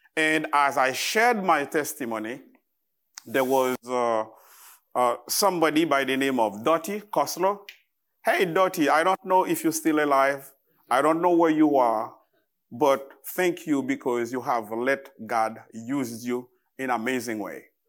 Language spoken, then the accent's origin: English; Haiti; English is a second language; I am from Haiti. I am Haitian.